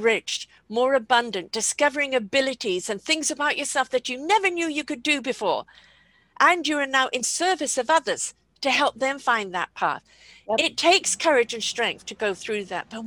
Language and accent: English; United Kingdom; I'm British